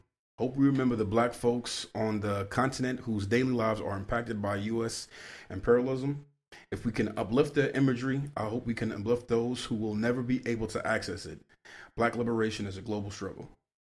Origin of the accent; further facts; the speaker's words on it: New York City, New York, United States; I gotta give a L to my hometown, the Bronx.